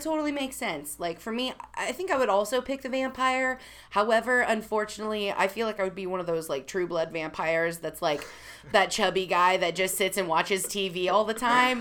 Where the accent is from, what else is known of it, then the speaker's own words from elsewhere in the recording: Missouri, United States; I come from Missouri